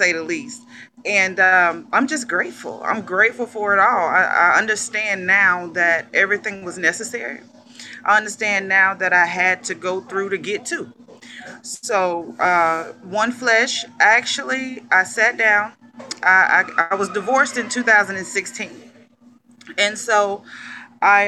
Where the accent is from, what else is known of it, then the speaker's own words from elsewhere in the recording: McComb, Mississippi, United States; from Macomb, Mississippi.